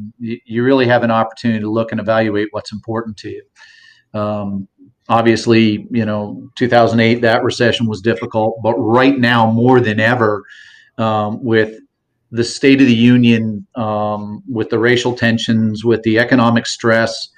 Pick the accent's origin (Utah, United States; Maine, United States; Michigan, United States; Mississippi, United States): Maine, United States; now in Southwest Florida, United States; I'm originally from Maine